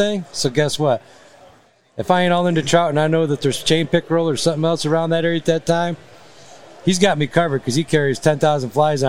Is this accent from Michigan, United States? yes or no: yes; Michigan, United States; That's where we grew up in Michigan